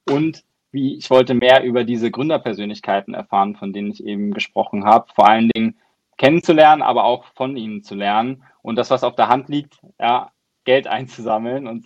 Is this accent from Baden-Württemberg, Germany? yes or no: yes; Baden-Württemberg, Germany; Äh, ich komme aus Deutschland, wie man unschwer äh, erkennen kann, aus so einem kleinen Dorf im Süden bei Baden-Baden.